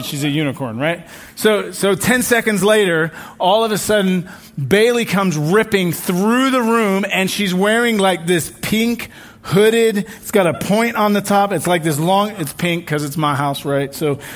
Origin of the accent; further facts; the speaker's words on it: England, United Kingdom; now in United States; My home country, England